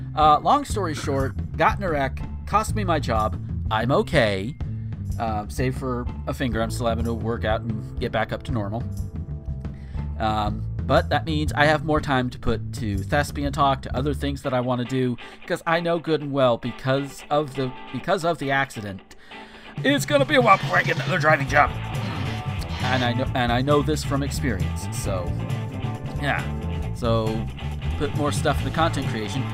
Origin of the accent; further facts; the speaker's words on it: the South, United States; I'm from the South. I live in a rural area